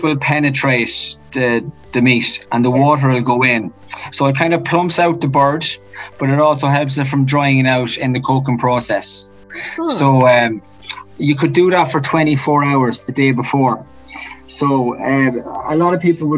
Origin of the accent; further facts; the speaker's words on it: Naas, Leinster, Ireland; I'm actually from Nace. Sorry, proud Kildare man.